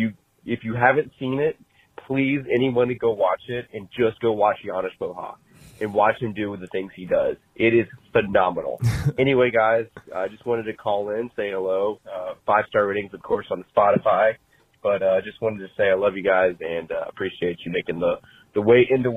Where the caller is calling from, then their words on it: Charlotte, North Carolina, United States; We're calling here from Charlotte, North Carolina.